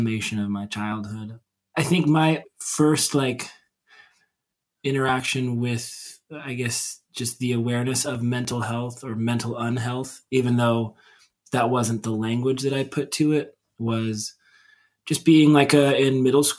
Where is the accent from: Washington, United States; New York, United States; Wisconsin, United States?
Washington, United States; Centralia; I grew up in Centralia, Washington, which is a town of like 50, 60,000 people